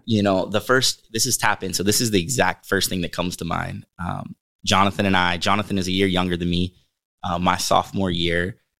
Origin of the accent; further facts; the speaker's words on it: Western Pennsylvania, United States; also born or lived in Uniontown, Pennsylvania; growing up in Western Pennsylvania